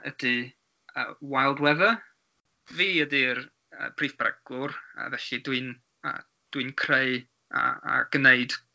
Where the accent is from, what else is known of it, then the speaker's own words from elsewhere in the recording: Wales, United Kingdom; accent: North Wales; Welsh is a second language; Mae'n ma gwneud i fi siarad a grando mm. efo pobl leol o Gogledd Cymru, felly mae fy acen yn swnio